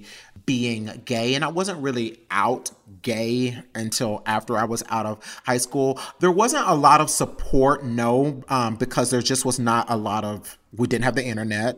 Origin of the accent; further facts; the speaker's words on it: Texas, United States; growing up in the South in general and being a queer person of color